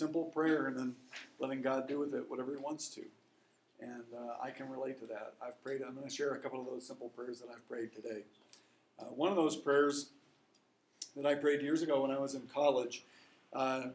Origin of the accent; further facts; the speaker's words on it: Lincoln, Nebraska, United States; I'm from Lincoln, Nebraska